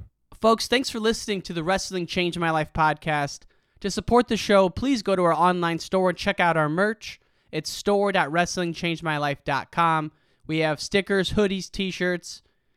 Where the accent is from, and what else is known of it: Illinois, United States